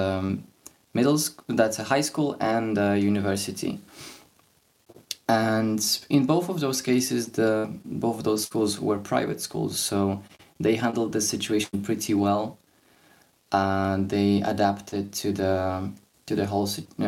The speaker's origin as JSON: {"language": "English", "country": "Poland", "said": "I'm from Poland"}